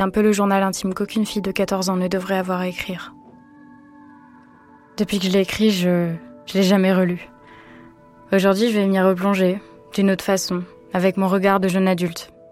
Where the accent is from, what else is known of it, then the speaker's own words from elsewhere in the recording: Vendée, Pays de la Loire, France; also born or lived in Nantes; J'ai grandi en Vendée.